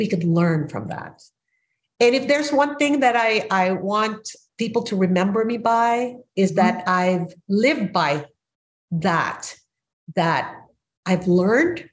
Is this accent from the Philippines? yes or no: yes; Philippines; moved away as an adult; now in United States; I am an immigrant from the Philippines who moved to the United States as a mature adult at 27